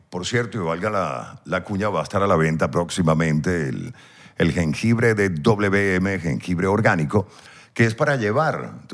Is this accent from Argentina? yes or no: no; Venezuela; accent: Venezuelan; siempre trataba en lo posible de pronunciar las R's, las S's, porque como venezolanos nos tragamos las J's